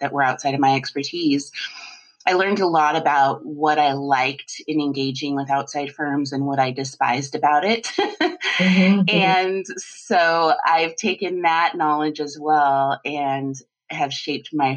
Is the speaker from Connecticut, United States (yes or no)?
no; Colorado, United States; I grew up in Colorado